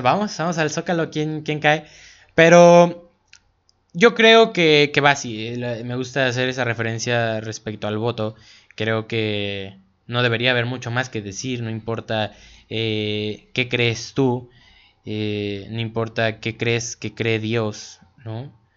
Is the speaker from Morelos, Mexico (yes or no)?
yes; Cuautla, Morelos, Mexico; nosotros que somos aquí de Cuautla